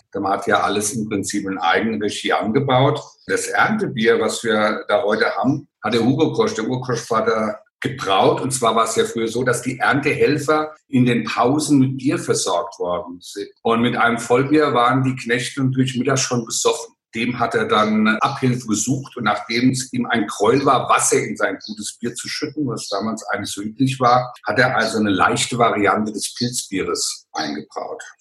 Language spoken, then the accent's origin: German; Hesse, Germany; Ja, ich bin ein Hesse und kann auch so babbeln, aber dann versteht mich keiner.